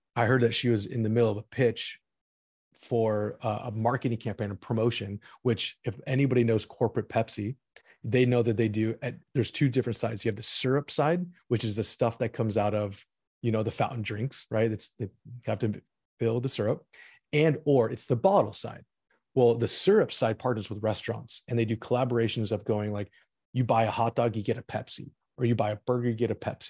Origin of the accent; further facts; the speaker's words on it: Orange County, Los Angeles, California, United States; also born or lived in St. Louis, Missouri; I wanted to play for the L A Galaxy in my hometown, I'm an Orange County L A kid